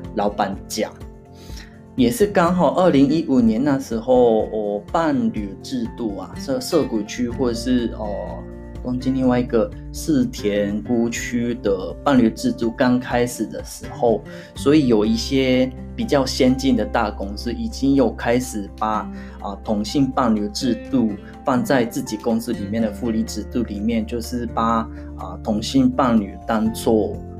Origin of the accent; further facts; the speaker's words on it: Hyogo, Japan; Chinese is a second language; moved away as an adult; now in Tokyo, Japan; 回我老家是兵库县的